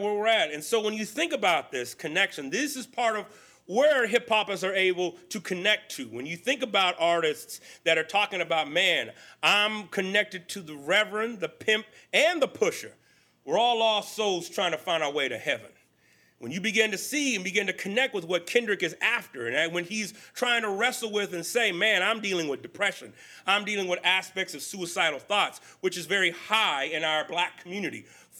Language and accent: English; Texas, United States; born there; also born or lived in California; I claim California's home, but I was born in Texas, a small rural community.